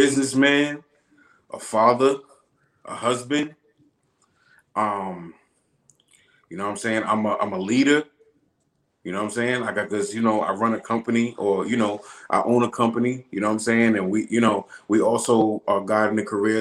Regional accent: Long Island, New York, United States; moved away as an adult; now in Atlanta, United States; I've been Long Island my whole life. You know, I've been New York my whole life.

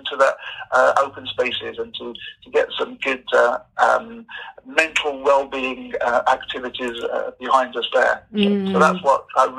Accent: West Midlands, United Kingdom; moved away as an adult; now in Norwich, United Kingdom; I'm not from Norfolk originally. I'm from the West Midlands. So essentially I come from the heart of England.

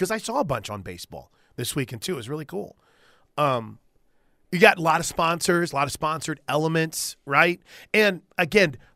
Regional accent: Illinois, United States; I'm from Illinois

